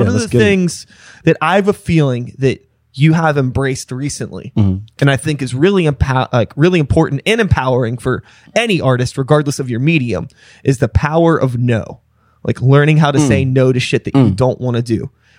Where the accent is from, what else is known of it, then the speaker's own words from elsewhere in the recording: Wilkinsburg, Pennsylvania, United States; I grew up in Wilkinsburg.